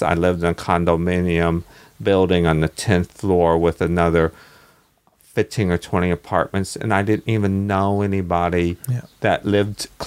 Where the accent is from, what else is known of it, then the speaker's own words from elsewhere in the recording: Kentucky, United States; moved away as an adult; now in New Zealand; I was born in Kentucky and ran away from home when I was 19, joined the Navy, bang, to get away from the small town.